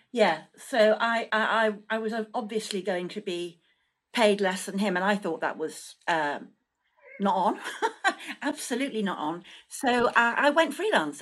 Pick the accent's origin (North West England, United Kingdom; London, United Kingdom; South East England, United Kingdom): North West England, United Kingdom; Manchester; I was brought up in Manchester